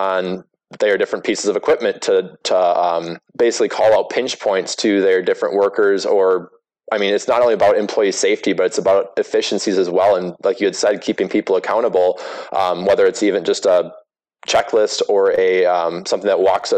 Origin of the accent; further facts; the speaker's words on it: Wisconsin, United States; I grew up in Wisconsin